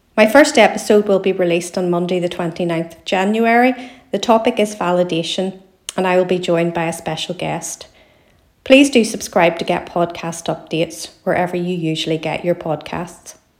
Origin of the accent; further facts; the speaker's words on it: Belfast, Northern Ireland, United Kingdom; I'm a writer from Belfast in Northern Ireland